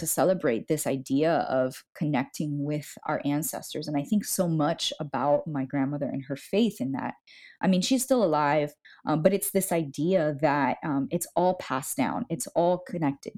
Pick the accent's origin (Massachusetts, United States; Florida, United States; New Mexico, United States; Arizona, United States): Florida, United States; Miami; moved away; I was born and raised in Miami